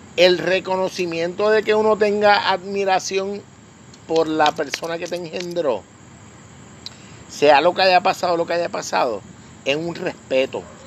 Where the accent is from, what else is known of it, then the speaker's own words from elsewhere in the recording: Puerto Rico; yo soy boricua